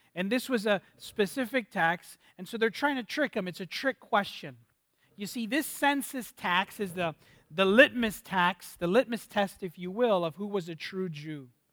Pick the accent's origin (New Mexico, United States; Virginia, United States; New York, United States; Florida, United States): Florida, United States; Miami; moved away as an adult; also born or lived in Dallas; I'm from Miami, Florida, and my wife is from Miami, Florida as well, both born and raised